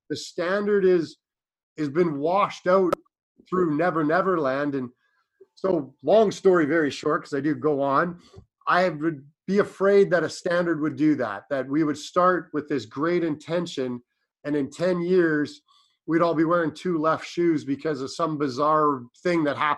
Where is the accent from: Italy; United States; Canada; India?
Canada; Ontario; now in British Columbia, Canada; I work in BC. I'm up from Ontario.